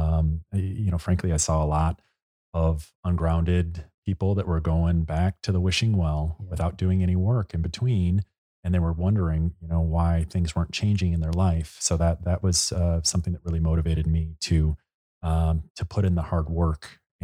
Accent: Chicago, Illinois, United States; And you know, as we've talked about, we're both from Chicago. We've cut our teeth in the big windy city.

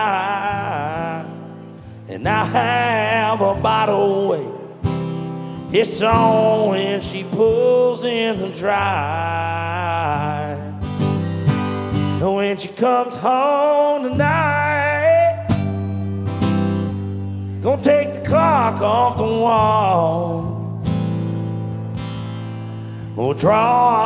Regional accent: Jacksonville, Florida, United States; I'm from Jacksonville, Florida

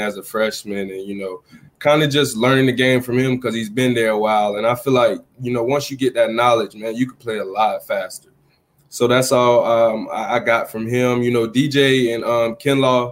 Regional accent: Georgia, United States; growing up in Georgia, my family and everybody just loved Georgia

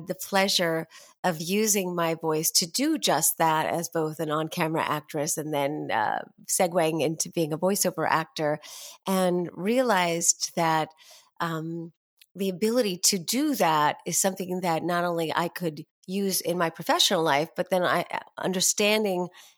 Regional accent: New York City, New York, United States; I started out as I was born and raised in New York City, and both my parents were actors, but they stopped really professionally acting by the time I was born.

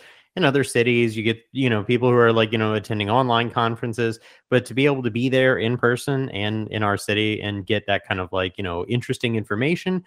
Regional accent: St. Louis, Missouri, United States; being born and raised in St. Louis

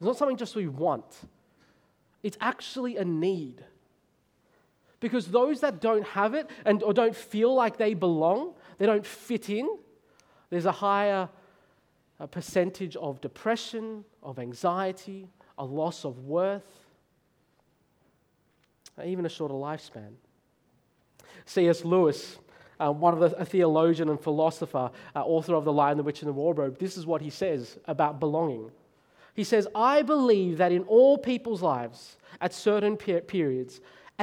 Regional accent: Australia; I'm Australian. I was born there. I was raised there. I am Australian

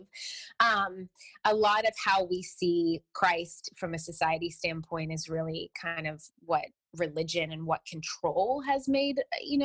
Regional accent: the South, United States; I'm from the South, so I was raised Southern Baptist

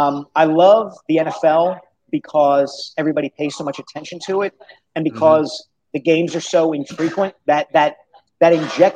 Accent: Philadelphia, Pennsylvania, United States; growing up in the Philadelphia area

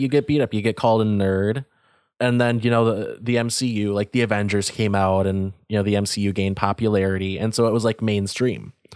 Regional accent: United States; As an American

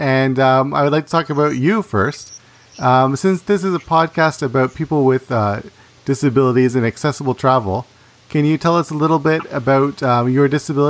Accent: Canada; Though he is from Greece and I'm from Canada

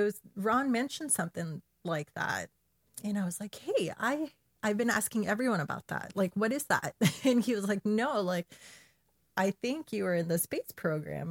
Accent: Chile; I'm from Chile

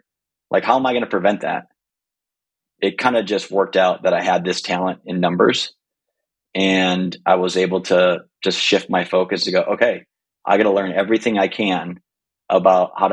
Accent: Green Bay, Wisconsin, United States; I'm from this little city called Green Bay, Wisconsin.

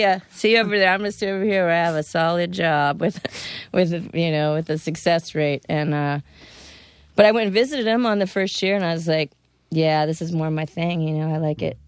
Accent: Florida, United States; also born or lived in Fairfax, Virginia; I grew up in Florida.

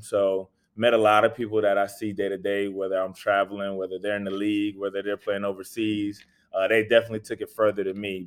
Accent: Raleigh, North Carolina, United States; just a kid from Raleigh, born and raised in Raleigh

